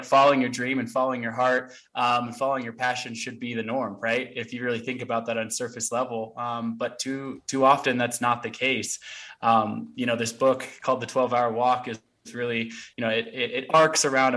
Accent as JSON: {"language": "English", "town": "Portland", "region": "Oregon", "country": "United States", "tie": "born or raised there", "also_born_or_lived": "Olympia, Washington", "said": "I grew up in Portland, Oregon, but I was actually born on a hippie commune in Olympia, Washington"}